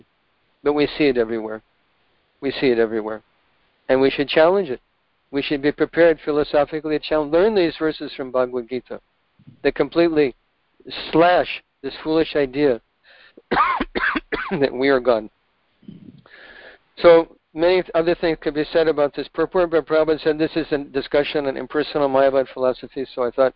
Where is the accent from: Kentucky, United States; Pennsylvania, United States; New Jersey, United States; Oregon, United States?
Oregon, United States; I grew up in Oregon